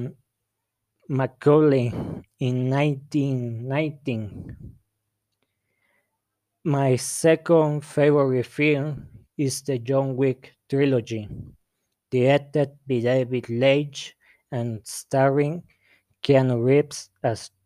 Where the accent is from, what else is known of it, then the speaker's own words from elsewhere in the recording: La Barca, Jalisco, Mexico; English is a second language; I'm from La Barca, Jalisco